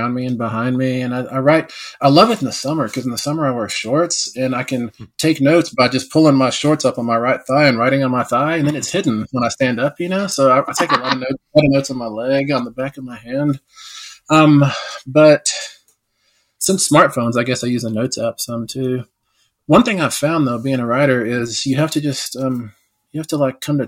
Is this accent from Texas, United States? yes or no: yes; West Texas, United States; growing up in West Texas, I was the only Indian for miles and miles around